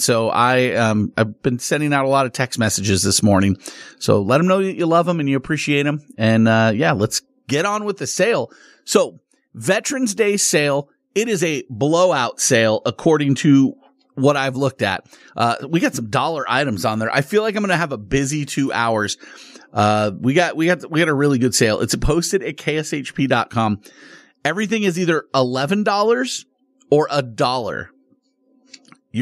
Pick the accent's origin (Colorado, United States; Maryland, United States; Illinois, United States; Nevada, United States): Nevada, United States; Las Vegas; also born or lived in Southern California; I grew up here in Vegas